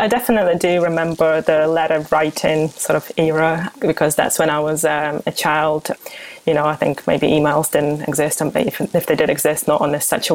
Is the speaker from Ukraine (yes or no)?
yes; Kyiv, Ukraine; moved away as an adult; also born or lived in Oxfordshire, United Kingdom / Leeds, United Kingdom; now in United Kingdom; I'm a journalist from Kyiv, Ukraine, where I lived most of my life